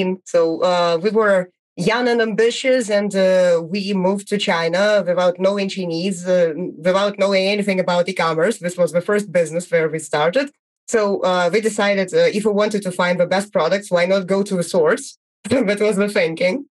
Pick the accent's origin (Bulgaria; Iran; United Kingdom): Bulgaria; I'm from Bulgaria, and I'm the founder of TrackMage.com